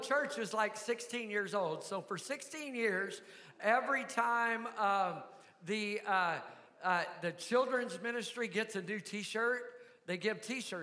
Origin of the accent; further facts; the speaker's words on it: Mena, Arkansas, United States; I appreciate that I was raised in the South. I was raised right here in MENA, and I appreciate Southern values